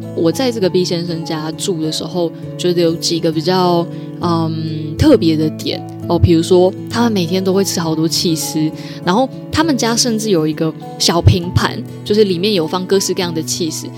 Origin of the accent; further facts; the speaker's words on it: Taiwan; 你知道我们台湾人就是，呃，遇到外国人的时候就很想跟他讲英文